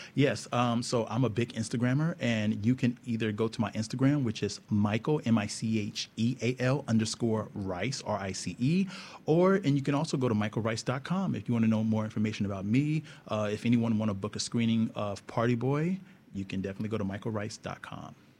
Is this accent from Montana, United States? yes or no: no; Houston, Texas, United States; growing up playing football in Texas. I'm from Texas, from Houston